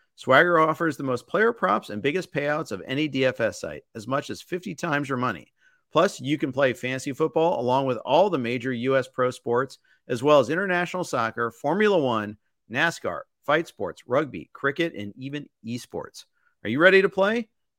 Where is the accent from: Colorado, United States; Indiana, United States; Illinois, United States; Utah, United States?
Indiana, United States; Indianapolis; I grew up in Indy